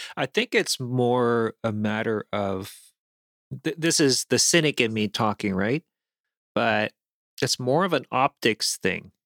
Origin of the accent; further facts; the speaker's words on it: South Korea; moved away; I grew up in South Korea where we actually have a couple food items that are bugs